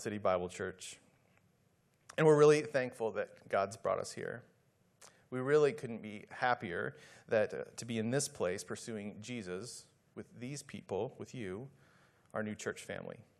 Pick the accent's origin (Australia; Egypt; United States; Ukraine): United States; Midwest; moved away as an adult; also born or lived in Dallas / San Antonio; I was just a kid growing up in the Midwest